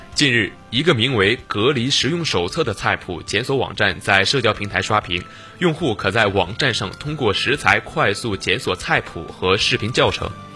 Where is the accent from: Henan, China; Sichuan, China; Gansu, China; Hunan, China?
Henan, China; moved away; 因为我本身我是河南人嘛，我嗯。我自认为啊，我嗯。是属于北方人，因为河南其实是地处中原